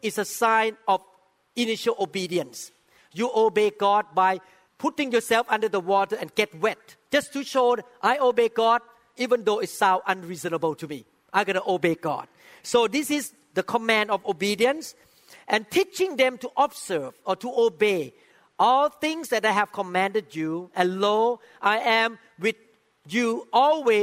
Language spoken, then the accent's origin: English; Thailand; even a person who was born in Thailand like me, by background, I'm from Thailand.